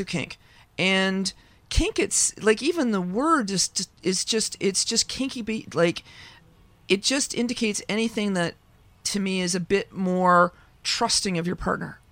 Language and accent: English; Ontario, Canada; I grew up in Ontario.